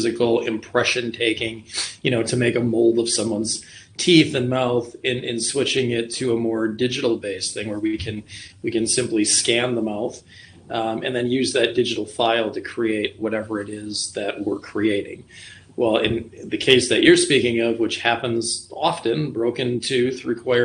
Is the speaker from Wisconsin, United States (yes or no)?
yes; Rhinelander, Wisconsin, United States; also born or lived in Green Bay; now in Wausau, United States; I'm from Rhinelander originally.